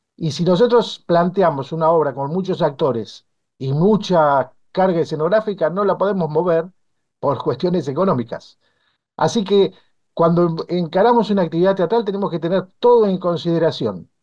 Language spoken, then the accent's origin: Spanish; Bolívar, Buenos Aires Province, Argentina; en mi pueblo